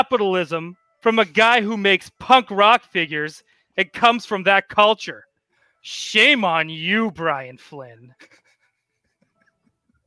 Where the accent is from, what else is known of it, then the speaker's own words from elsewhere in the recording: Canada; I'm Canadian